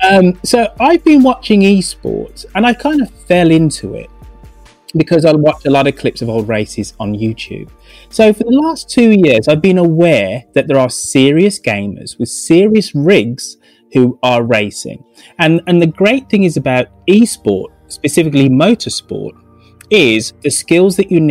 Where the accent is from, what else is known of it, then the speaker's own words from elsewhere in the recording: England, United Kingdom; now in London, United Kingdom; I'm English